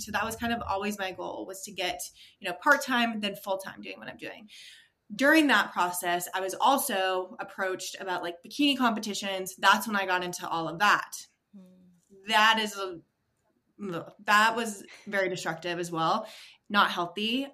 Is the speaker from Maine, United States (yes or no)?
yes; Maine, United States; I was born and raised in Maine, so everyone knows each other in that small town.